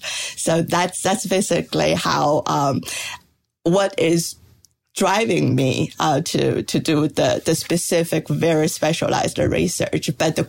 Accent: China; moved away; I grew up in China

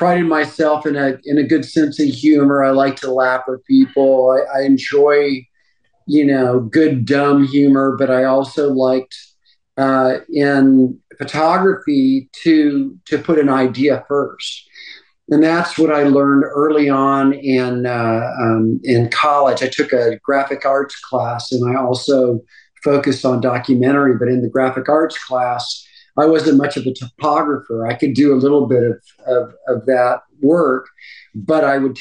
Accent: Texas, United States; moved away; also born or lived in New York; growing up in Texas, I was fortunate to have two older brothers

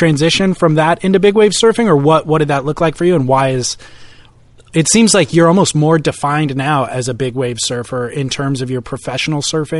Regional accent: California, United States; I'm wondering if maybe it's because I grew up in Southern California and we don't have that wave near us that I was.

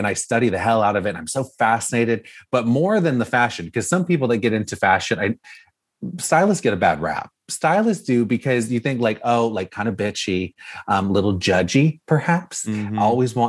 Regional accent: Orange County, California, United States; I grew up here in Orange County, California

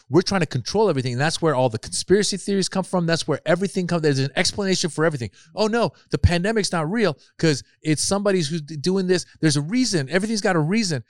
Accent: Marin, Northern California, United States; also born or lived in Iran; I grew up in Marin. Again, very privileged, like, upbringing

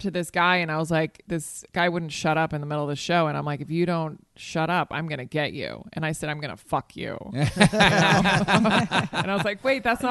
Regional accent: Spain; moved away

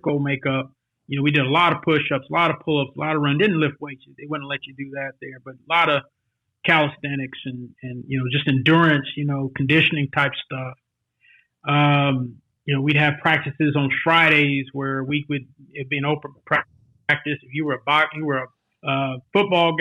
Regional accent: Los Angeles, California, United States; now in Dallas, United States; I grew up in South Central

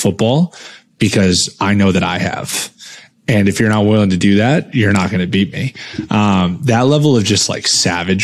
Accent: New England, United States; growing up in New England, Patriots football it's a certain form of religion

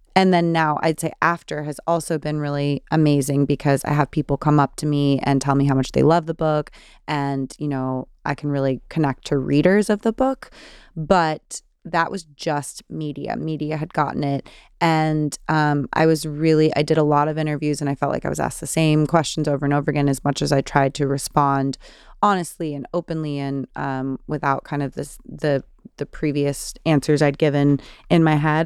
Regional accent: California, United States; I'm from California

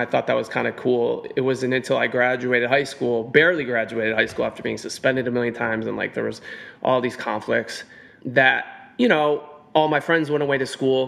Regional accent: Cleveland, Ohio, United States; moved away as an adult; now in New York City, United States; growing up in Cleveland, Ohio. You know, that's where I was born and raised. I've lived in New York City for 19 years at this point

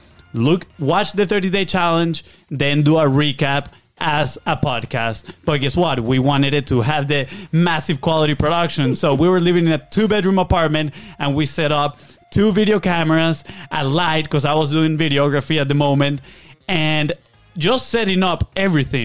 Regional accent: Venezuela; moved away; We're from Venezuela, South America

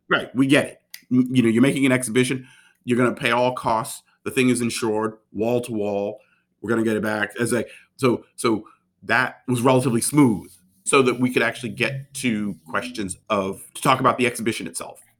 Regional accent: Baltimore, Maryland, United States; Formative years in Baltimore

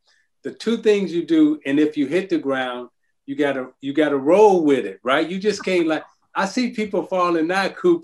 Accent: Chicago, Illinois, United States; Quinn Buckner, who was all of our heroes growing up in Chicago

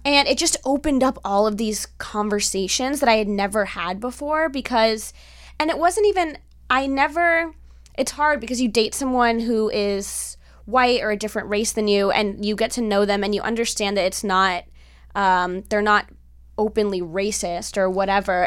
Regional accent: Miami, Florida, United States; now in Los Angeles, United States; I grew up with my father's side, which is Cuban, and I grew up in Miami

